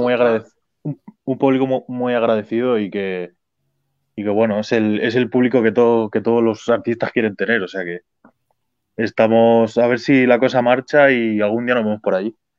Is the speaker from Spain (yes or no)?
yes; Spain; nosotros los españoles